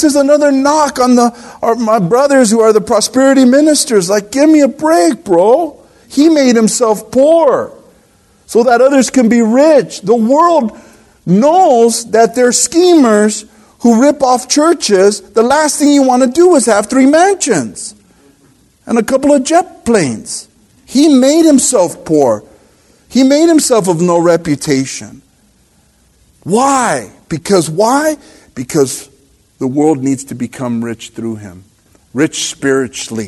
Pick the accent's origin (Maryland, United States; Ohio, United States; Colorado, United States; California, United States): California, United States; El Monte; I'm from Monte, El Monte